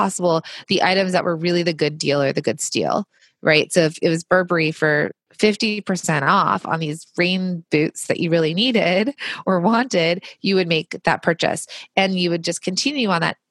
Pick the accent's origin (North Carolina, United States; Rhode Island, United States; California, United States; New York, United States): California, United States; Los Angeles; I grew up in Los Angeles where there was a ton of manufacturing.